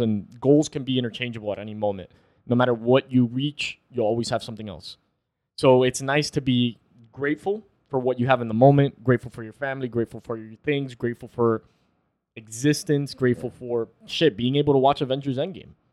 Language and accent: English; Florida, United States; We're from Florida.